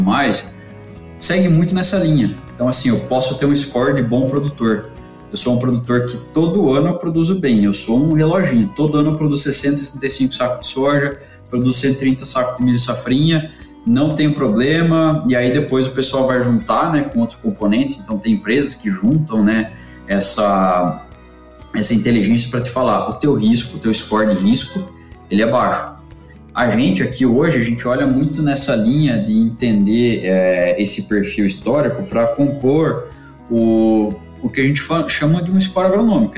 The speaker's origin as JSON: {"language": "Portuguese", "region": "interior of Santa Catarina", "country": "Brazil", "also_born_or_lived": "Piracicaba", "moved": "as an adult", "said": "Eu venho de uma cidade do interior de Santa Catarina, sempre tive bastante contato com o campo"}